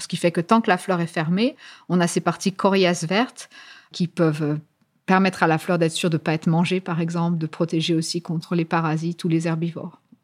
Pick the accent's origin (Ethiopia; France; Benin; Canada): France; moved away as an adult; now in Cambridge, United Kingdom; Je suis née en France. J'ai fait toutes mes études en France, incluant ma thèse en biologie végétale. Et euh, après ma thèse, en fait, je suis venue en Angleterre, à Cambridge.